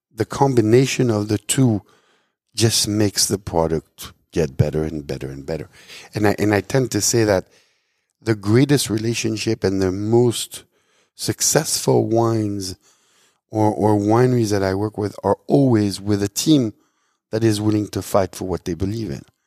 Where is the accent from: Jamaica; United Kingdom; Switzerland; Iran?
Switzerland; moved away as an adult; I was born and raised in Switzerland.